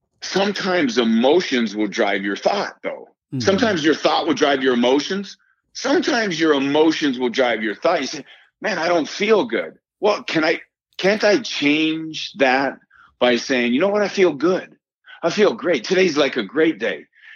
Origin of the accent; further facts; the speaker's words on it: New York, United States; this is after growing up in Yankee Stadium and hanging out with my father and every day as he was a New York Yankee